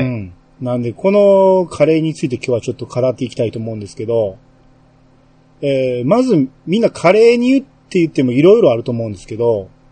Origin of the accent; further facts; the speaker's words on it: Kansai, Japan; これ関西人やから